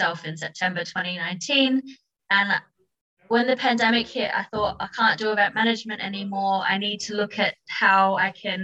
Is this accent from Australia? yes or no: yes; Adelaide, South Australia, Australia; moved away as an adult; also born or lived in London; I was actually born and raised in Adelaide, Australia, where I spent most of my time before I moved to London